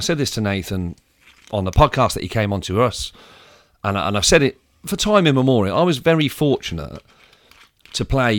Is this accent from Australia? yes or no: no; United Kingdom; in the first ever experience I had from being a British sport fan, I went over there